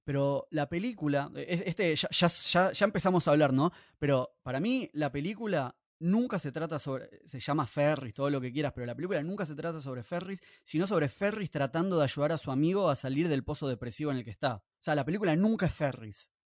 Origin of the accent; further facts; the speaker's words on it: Buenos Aires, Argentina; nosotros como ciudadanos de Buenos Aires o porteños